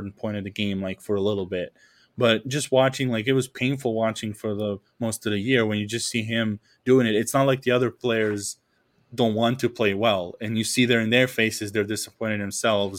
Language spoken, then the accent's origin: English; Serbia; first language Serbian; English is a second language; moved away as an adult; when there was like no one here from Serbia, like I just switched over to English and it was super easy. The freshman year, when I had someone from home here, it was like my accent was thicker.